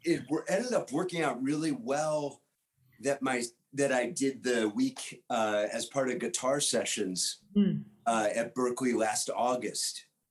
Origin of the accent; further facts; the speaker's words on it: Somerville, Massachusetts, United States; I grew up in the Boston area in Somerville